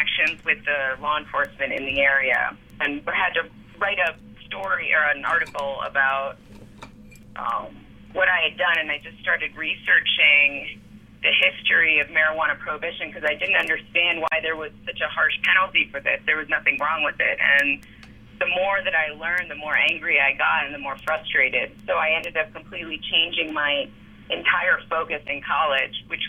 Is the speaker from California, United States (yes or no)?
no; Washington, District of Columbia, United States; moved away as an adult; now in Colorado, United States; I grew up in Washington, D.C.